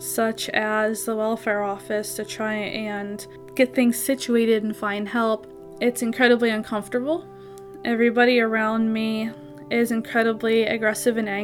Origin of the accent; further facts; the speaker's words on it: Jacksonville, Florida, United States; now in Pittsburgh, United States; I'm originally from Jacksonville, Florida